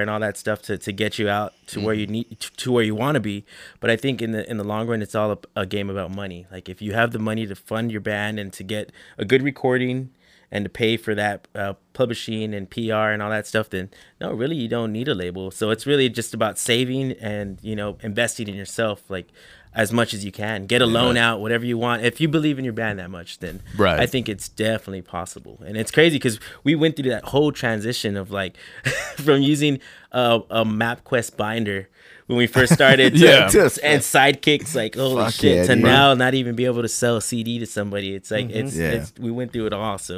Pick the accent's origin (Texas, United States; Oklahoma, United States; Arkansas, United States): Texas, United States; San Antonio; we're from San Antonio, you know what I mean? We're from the barrio